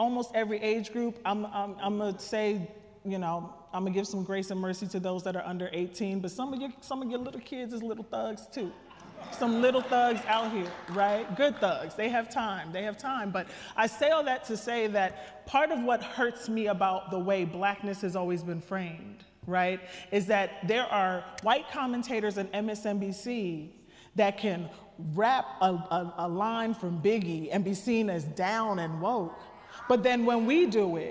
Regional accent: Trenton, New Jersey, United States; I'm from Trenton, New Jersey. Shout out to the hood.

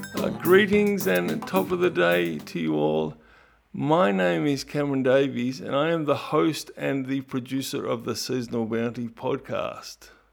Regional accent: Ballarat, Victoria, Australia; moved away as an adult; now in Melbourne, Australia; I grew up in Ballarat, but I moved down to Melbourne at age eighteen point one

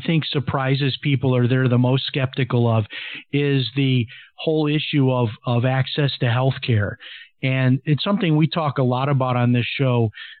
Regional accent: Chicago, Illinois, United States; now in Ecuador; You know, I'm from Chicago, so it was like, wow, you know, Chicago White Sox.

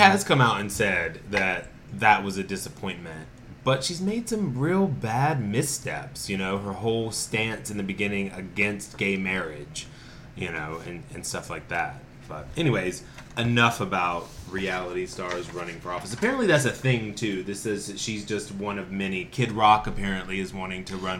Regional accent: Winston-Salem, North Carolina, United States; now in Asheville, United States; I'm from Winston-Salem, North Carolina

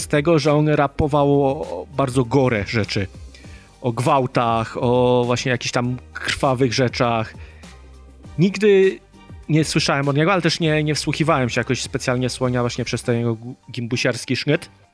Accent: Poland; jestem z Polski i bliżej mi do problematyki Polaków

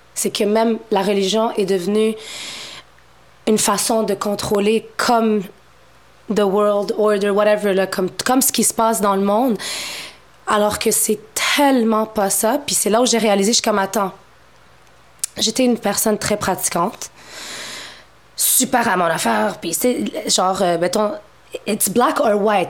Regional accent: Montreal, Quebec, Canada; Je suis née à Montréal, je suis d'origine marocaine

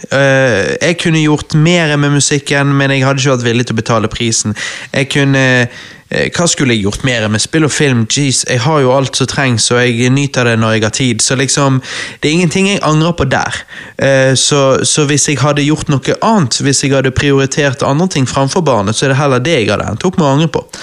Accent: Norway; jeg er en typisk norsk gutt

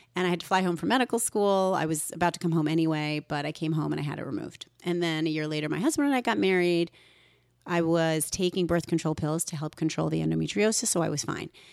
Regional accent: Woodbridge, Connecticut, United States; also born or lived in North Haven, Connecticut; I was raised in Woodbridge, Connecticut, and then North Haven by two immigrant doctors

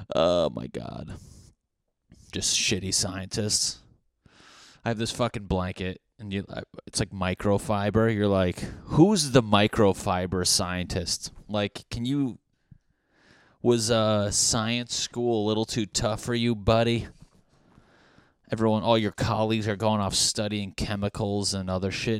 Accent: New England, United States; I'm from New England. We grew up like religious

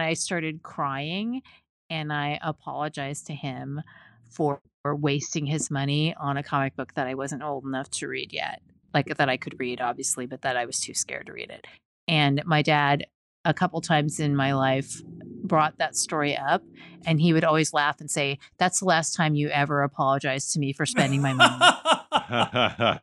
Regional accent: Pacific Northwest, United States; growing up in the Pacific Northwest

